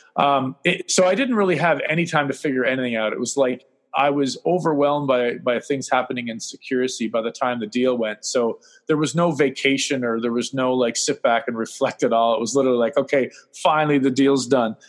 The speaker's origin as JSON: {"language": "English", "country": "Canada", "said": "being Canadian"}